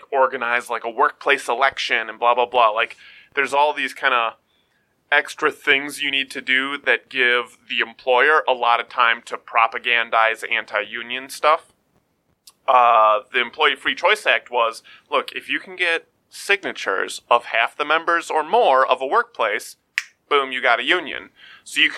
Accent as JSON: {"language": "English", "country": "United States", "said": "as an American"}